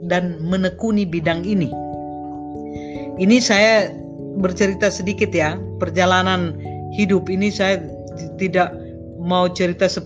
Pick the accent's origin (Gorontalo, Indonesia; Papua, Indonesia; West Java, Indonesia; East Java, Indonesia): Gorontalo, Indonesia; Saya lahir dan besar di Gorontalo, dulu bagian dari Sulawesi Utara ya, Provinsi Sulawesi Utara, yang mayoritas Muslim.